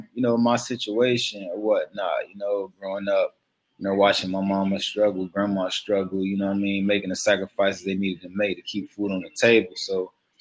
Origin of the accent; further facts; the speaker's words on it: Miami, Florida, United States; I was born and raised in Liberty City